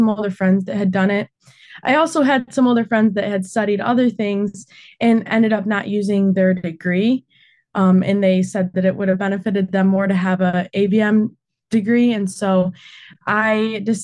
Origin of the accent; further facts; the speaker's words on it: Alma, Michigan, United States; I grew up in Alma, Michigan, on a farm just outside of town